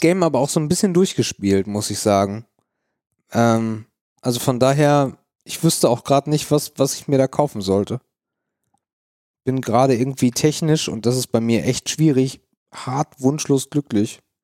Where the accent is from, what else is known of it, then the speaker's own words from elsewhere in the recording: near Elmshorn, Schleswig-Holstein, Germany; als ich in Emshorn als Kind war. Emshorn ist die nächstgrößere Stadt, wo ich herkomme